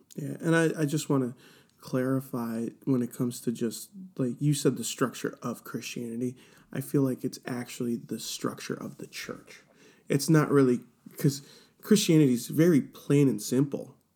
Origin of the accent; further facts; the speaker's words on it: Cleveland, Ohio, United States; I am born and raised in Cleveland, Ohio